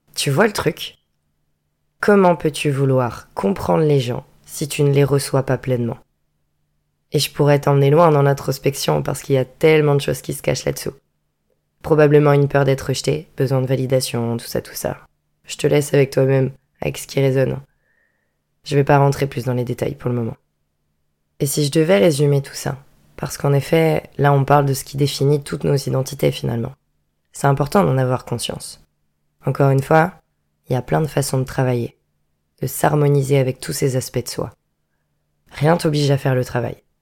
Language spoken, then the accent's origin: French; Vendée, Pays de la Loire, France; moved away as an adult; also born or lived in Bordeaux; je viens de Vendée